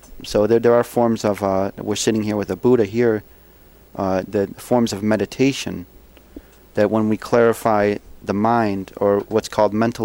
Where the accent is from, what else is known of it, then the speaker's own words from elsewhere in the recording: Buffalo, New York, United States; I grew up in Buffalo, you know, working class Catholic